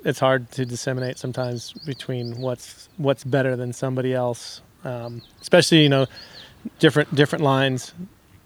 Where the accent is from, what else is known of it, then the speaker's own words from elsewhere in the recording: California, United States; I grew up in Lake Tahoe.